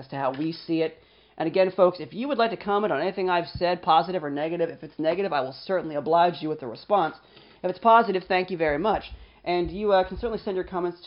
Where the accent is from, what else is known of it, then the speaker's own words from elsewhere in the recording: United States; as an American who is well-educated, Caucasian, under 40, and male